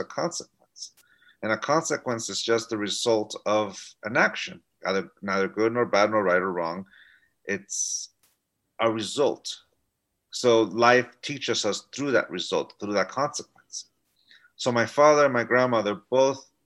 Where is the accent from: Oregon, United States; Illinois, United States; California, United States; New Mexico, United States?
California, United States; San Diego; also born or lived in Tijuana, Mexico; I grew up and lived in San Diego, California, but every day I commuted into Tijuana to go to school.